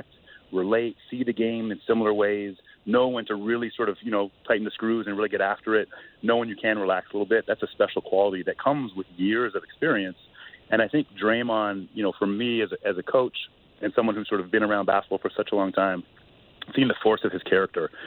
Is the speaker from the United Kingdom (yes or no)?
no; Canada; for me as a Canadian